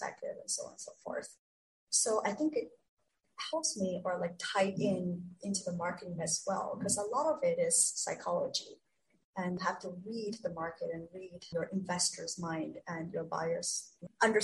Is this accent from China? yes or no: yes; China; moved away; I was born and raised in China